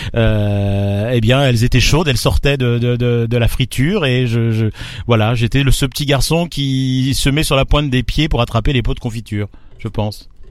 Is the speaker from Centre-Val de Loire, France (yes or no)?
yes; Beauce, Centre-Val de Loire, France; moved away; also born or lived in Tours / Paris; je suis né euh, dans, le au cœur de la Beauce, dans les blés, euh, et ensuite j'ai migré vers la Touraine, Tours